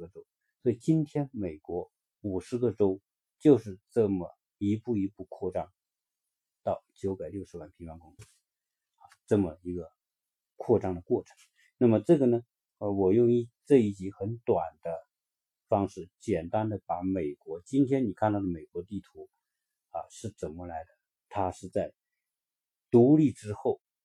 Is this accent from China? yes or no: yes; China; 我们中国人知道阿拉斯加鱼有